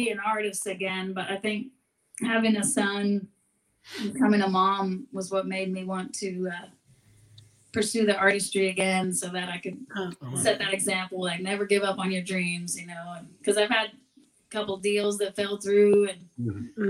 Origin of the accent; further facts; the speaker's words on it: Seattle, Pacific Northwest, United States; I grew up in the Northwest